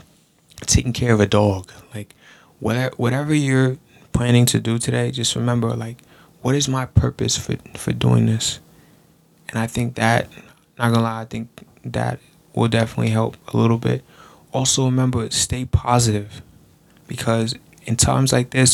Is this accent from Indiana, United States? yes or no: no; Long Island, New York, United States; I'm from Long Island, New York